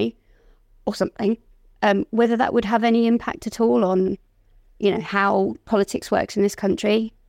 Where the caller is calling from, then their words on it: Malvern, West Midlands, United Kingdom; I'm calling you from Malvern in the Midlands.